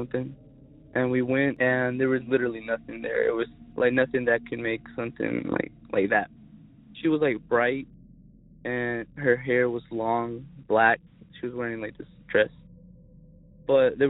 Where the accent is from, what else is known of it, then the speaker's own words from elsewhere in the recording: Zebulon, North Carolina, United States; I'm from Zebulon, North Carolina.